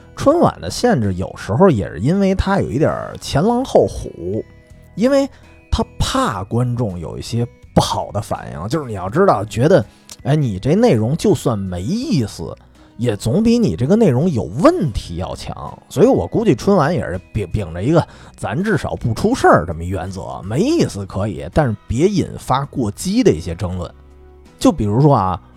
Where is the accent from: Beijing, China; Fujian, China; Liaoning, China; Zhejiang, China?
Beijing, China; 我小时候在北京的潘家园